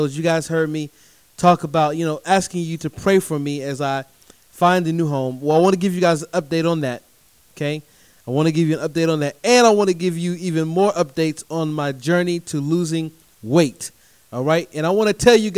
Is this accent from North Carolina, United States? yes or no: yes; Durham, North Carolina, United States; my hometown of Durham, North Carolina